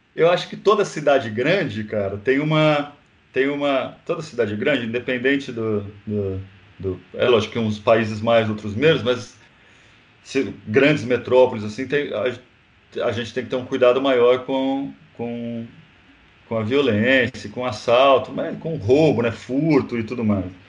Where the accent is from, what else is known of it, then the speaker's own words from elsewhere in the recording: Brazil; a gente que é brasileiro